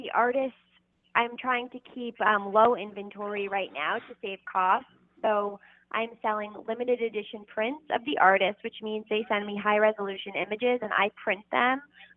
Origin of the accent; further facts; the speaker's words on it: New York City, New York, United States; So I'm from New York City. I was born and raised here.